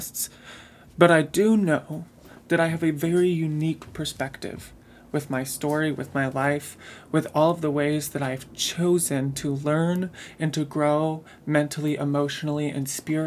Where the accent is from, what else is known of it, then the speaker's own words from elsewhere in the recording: Midwest, United States; I grew up in the Midwest.